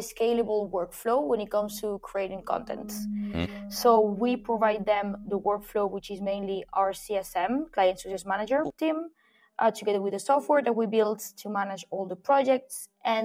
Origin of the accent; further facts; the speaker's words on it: Spain; moved away; I'm an expat myself. I'm from Spain